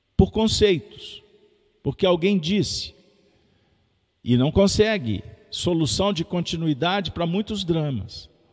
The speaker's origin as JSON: {"language": "Portuguese", "region": "Minas Gerais", "country": "Brazil", "said": "Sou mineiro"}